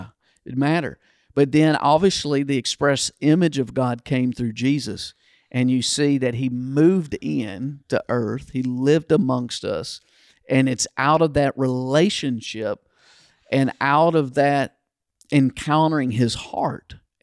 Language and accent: English; Kentucky, United States; Yeah, I think I was in fifth grade or sixth grade where I grew up in Kentucky, it stopped because I think I got it in fourth grade, the paddle.